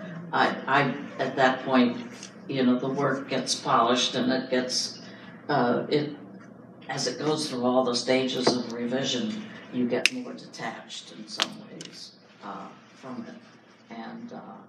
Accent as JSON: {"language": "English", "region": "Indiana", "country": "United States", "said": "I come from Indiana"}